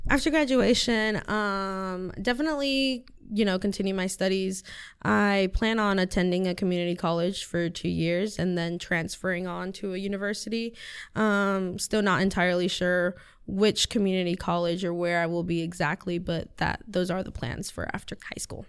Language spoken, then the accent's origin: English; Siler City, North Carolina, United States; first language Spanish; English is a second language; also born or lived in Chapel Hill, North Carolina; I've lived in Siler City my whole life. This is where I was, you know, raised.